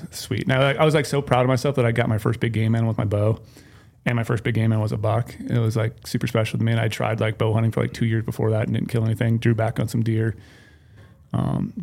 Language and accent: English; Midwest, United States; moved away; growing up in the Midwest